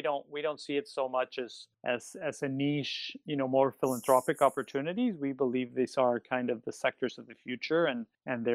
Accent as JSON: {"language": "English", "country": "Mexico", "tie": "born or raised there", "said": "I'm born and raised Mexican"}